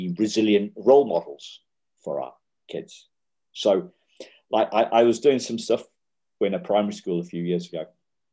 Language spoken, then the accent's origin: English; United Kingdom; we're middle class and we're British